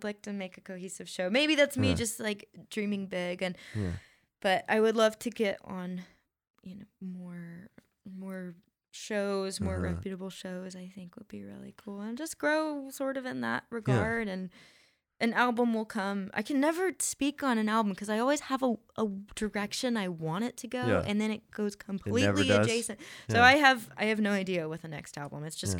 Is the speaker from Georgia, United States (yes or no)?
yes; Athens, Georgia, United States; also born or lived in California; I love being from Athens. I think it's great. This is, you know, pretty much where I'm from. I'm from California, but I moved here when I was really young.